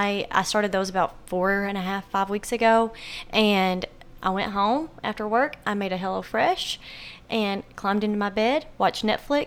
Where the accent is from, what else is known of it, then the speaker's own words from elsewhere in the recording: Mount Pleasant, Arkansas, United States; moved away as an adult; now in Batesville, United States; I am originally from Mount Pleasant, Arkansas, obviously. That's where I'm at. But I originally just moved to Batesville about 4 or 5 years ago.